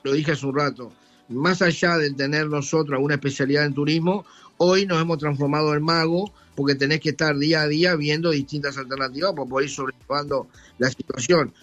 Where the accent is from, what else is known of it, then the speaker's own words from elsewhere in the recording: Maldonado, Uruguay; nosotros somos de Maldonado